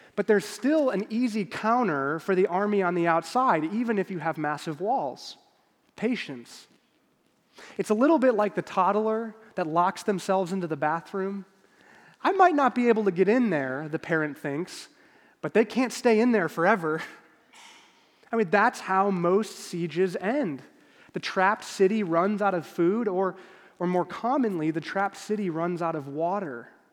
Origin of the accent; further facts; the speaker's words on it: Chicago, Illinois, United States; moved away as an adult; now in Kansas City, United States; I'm born and raised in Chicago